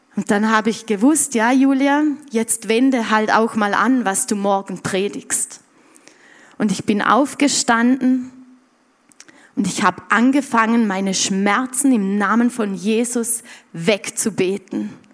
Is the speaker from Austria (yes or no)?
yes; Montafon, Vorarlberg, Austria; bei uns im Montafon